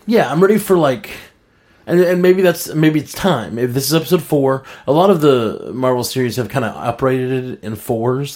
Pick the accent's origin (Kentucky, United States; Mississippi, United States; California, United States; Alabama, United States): Alabama, United States; Birmingham; I'm the one from Birmingham, Alabama that does music